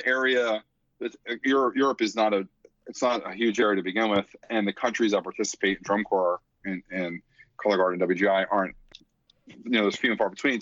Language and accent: English; Philadelphia, Pennsylvania, United States; accent: Philly; my Philly accent